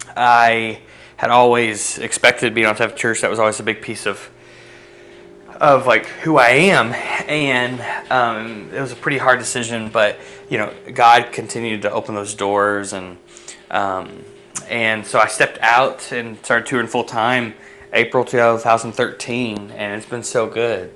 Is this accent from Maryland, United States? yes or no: no; outside of Pittsburgh, PA, Pennsylvania, United States; moved away as an adult; also born or lived in Kentucky / Anderson, Indiana; I was born in Kentucky and then at the age of six, we uh, ended up in a in a PA, uh, and I graduated high school there outside of Pittsburgh